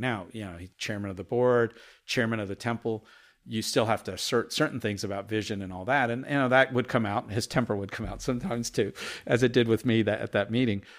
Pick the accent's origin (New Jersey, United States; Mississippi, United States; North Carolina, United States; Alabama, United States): North Carolina, United States; Chapel Hill; English is a second language; also born or lived in India; my early days in Chapel Hill, North Carolina as a five, six-year-old, being the only Indian family that you ever saw, um, and hardly being able to speak English